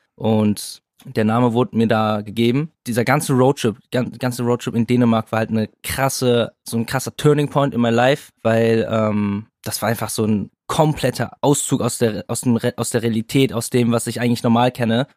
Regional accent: Kaarst, North Rhine-Westphalia, Germany; now in Berlin, Germany; wir kommen aus Karst, aus NRW, beide aus derselben Stadt, selbe Schule

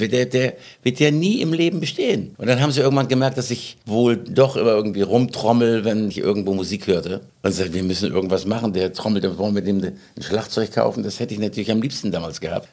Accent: Schleswig-Holstein, Germany; ich komme aus Schleswig-Holstein

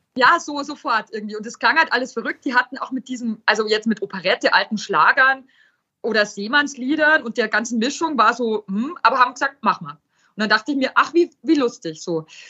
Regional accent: Weiden in der Oberpfalz, Bavaria, Germany; im Jutz in Weiden groß wird

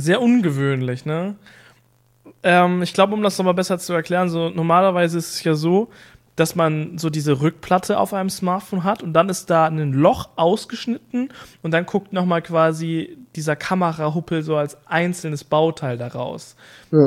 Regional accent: East Frisia, Lower Saxony, Germany; Bei uns in Ostfriesland

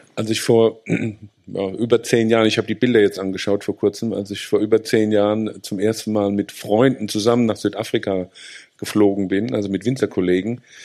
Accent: Rhineland-Palatinate, Germany; bei uns in der Pfalz

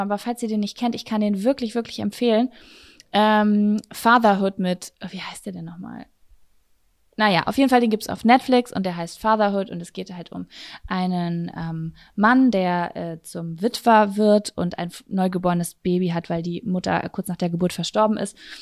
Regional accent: Lübbecke, North Rhine-Westphalia, Germany; hier bei uns in Lübbecke slash Blasheim

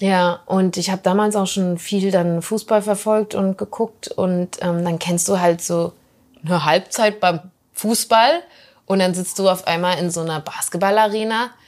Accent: Germany; als Deutsche

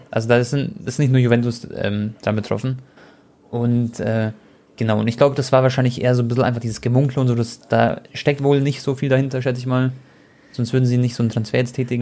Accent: Croatia; ich bin Kroate

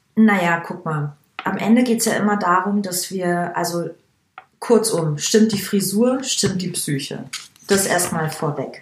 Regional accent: Langenmosen, Bavaria, Germany; now in Berlin, Germany; Das Dorf, in dem ich, also, in dem ich groß wurde, heißt Langenmosen

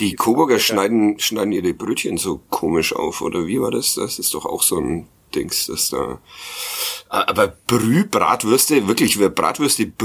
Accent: Nuremberg, Bavaria, Germany; Ja, ich äh, als Nürnberger ja.

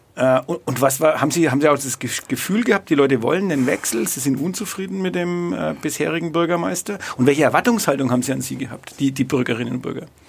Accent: Bad Windsheim, Bavaria, Germany; ich komme aus Bad Windsheim

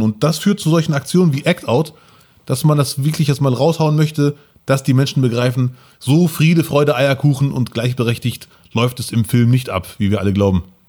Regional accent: Bielefeld, North Rhine-Westphalia, Germany; als Bielefelder und als Migrantenkind

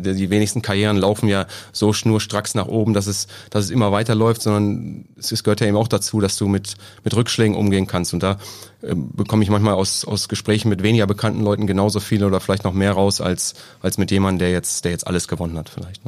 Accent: near Göttingen, southern Lower Saxony, Germany; also born or lived in Hesse; also ich bin in Hessen geboren, komme aber aus Südniedersachsen, ähm, aus, der Nähe von Göttingen

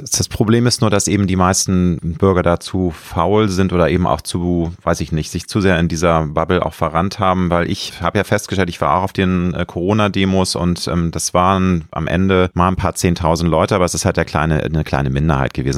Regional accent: Germany; Ich lebe gerne in Deutschland, ich liebe mein Heimatland

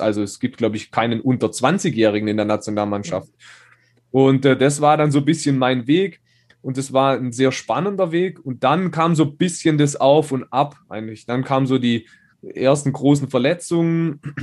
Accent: Schonach, Baden-Württemberg, Germany; in Schonach, da wo ich herkomme, kleines, kleiner Ort mit 4000 Einwohnern.

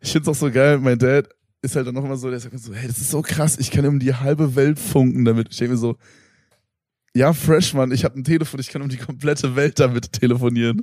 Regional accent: Germany; ich komme halt aus Berlin

